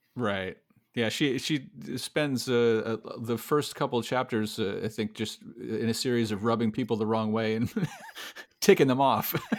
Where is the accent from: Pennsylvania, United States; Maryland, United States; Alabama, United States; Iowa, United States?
Iowa, United States; moved away; also born or lived in Connecticut; I was born in Iowa myself